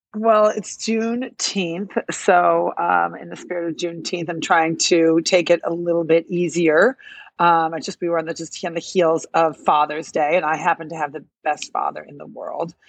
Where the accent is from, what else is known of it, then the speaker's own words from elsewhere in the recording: Illinois, United States; now in New York, United States; I'm from Illinois, I'm not from New York.